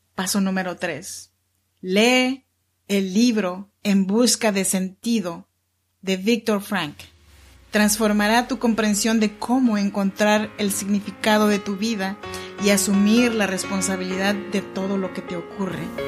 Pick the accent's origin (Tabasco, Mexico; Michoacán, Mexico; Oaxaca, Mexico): Oaxaca, Mexico; Chinantla region; moved away as an adult; now in Sacramento, United States; Soy mexicana oaxaqueña de la región chinanteca y vivo aquí en Sacramento, California desde hace ya 14 años